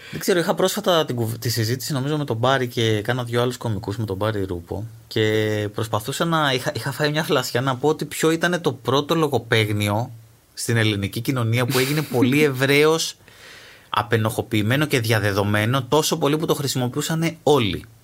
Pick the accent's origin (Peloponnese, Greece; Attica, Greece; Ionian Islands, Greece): Peloponnese, Greece; Astros; Είμαι από το Άστρο που είμαι ο μισό.